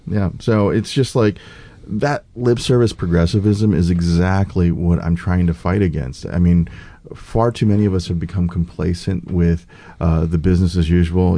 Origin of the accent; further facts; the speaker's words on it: St. Louis, Missouri, United States; moved away as an adult; also born or lived in South Korea / Kansas City / Omaha; now in Pacific Northwest, United States; growing up in the States, I grew up in working class St. Louis, next door to Ferguson, a uh, little village called Moline Acres, right next to Ferguson